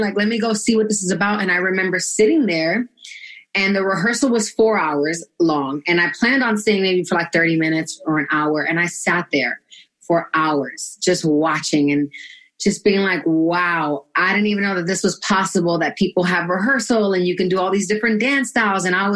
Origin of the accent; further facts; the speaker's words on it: New York City, New York, United States; I'm from Brooklyn, New York, originally. Born and raised, BK.